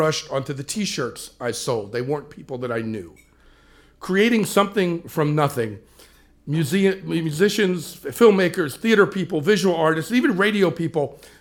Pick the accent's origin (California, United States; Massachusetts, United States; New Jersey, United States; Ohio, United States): New Jersey, United States; Wildwood; moved away; back in my hometown, Wildwood, New Jersey